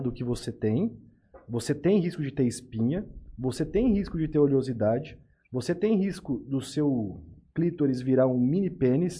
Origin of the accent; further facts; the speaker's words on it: Tupã, São Paulo, Brazil; eu sou de Tupã